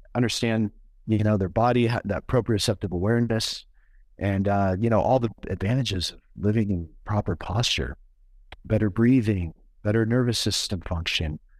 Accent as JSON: {"language": "English", "region": "Oregon", "country": "United States", "tie": "born or raised there", "moved": "yes", "lives_now": "Colorado, United States", "said": "so I grew up in Oregon"}